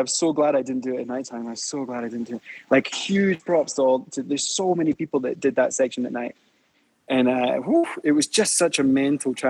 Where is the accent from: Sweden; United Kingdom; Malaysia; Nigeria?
United Kingdom; Scotland; also born or lived in west coast of Canada; now in Mexico City, Mexico; I was from Scotland, but I lived on the west coast of Canada